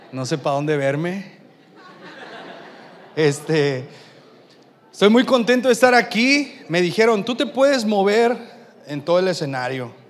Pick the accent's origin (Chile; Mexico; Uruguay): Mexico; Tampico, Tamaulipas; Y venimos desde la ciudad de Tampico, Tamaulipas, y desde que llegamos nos han estado haciendo una competencia increíble.